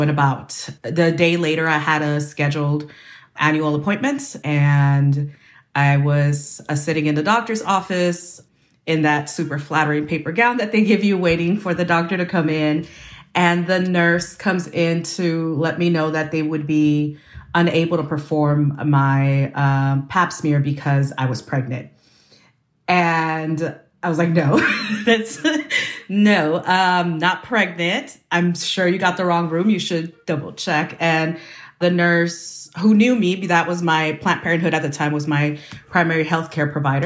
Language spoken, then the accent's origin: English; Bay Area, California, United States; I grew up in the Bay Area. I migrated with my family to the United States when I was 5